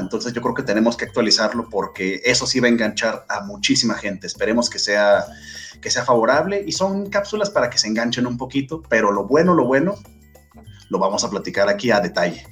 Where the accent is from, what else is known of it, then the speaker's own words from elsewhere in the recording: Mexico; como mexicano que soy